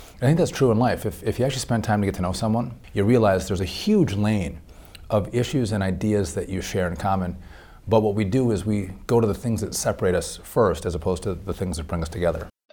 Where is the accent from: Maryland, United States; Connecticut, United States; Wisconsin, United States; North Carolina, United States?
Wisconsin, United States; northern; I grew up uh, my whole life in a small town with five brothers, five sisters